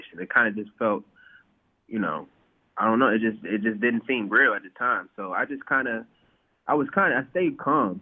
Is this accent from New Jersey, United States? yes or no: no; Bowie, Maryland, United States; also born or lived in Washington, D.C.; I'm from Washington, D.C., DMV area, grew up in Bowie, Maryland, went to high school in Washington, D.C.